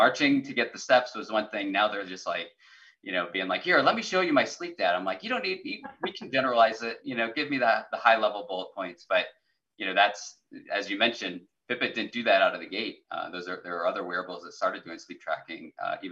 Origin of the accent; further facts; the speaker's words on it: South Dakota, United States; moved away; I grew up in South Dakota, which is all rural, but yeah. My hometown was 450 people